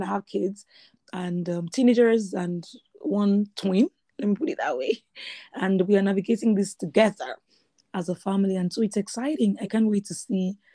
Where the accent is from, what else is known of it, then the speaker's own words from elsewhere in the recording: Nigeria; moved away as an adult; now in Canada; before I moved to Canada, I had never lived anywhere else before. So I moved straight from Nigeria